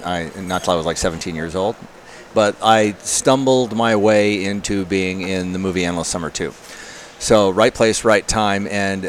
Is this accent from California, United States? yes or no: yes; Newport Beach, California, United States; I grew up in Newport Beach surfing at Blackie's.